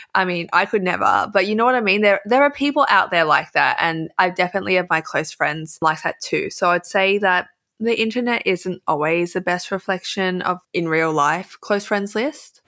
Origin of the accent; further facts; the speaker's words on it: Australia; accent: Aussie; I can feel myself emphasizing my Aussie accent or being Australian